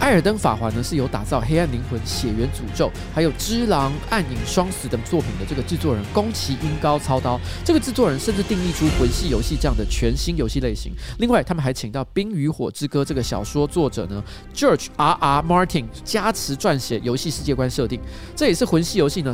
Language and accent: Chinese; Taiwan; 我们台湾人